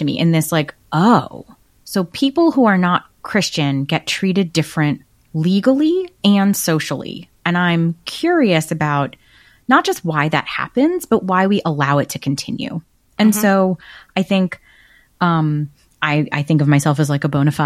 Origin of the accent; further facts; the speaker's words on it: United States; accent: Brooklyn, New Jersey Jewish; My accent is very strictly Brooklyn, New Jersey Jews with like Yiddish peppered